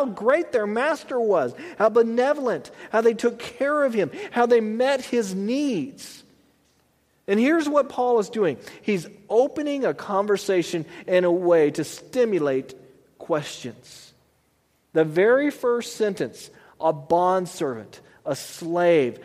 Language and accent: English; Texas, United States; I'm a Texan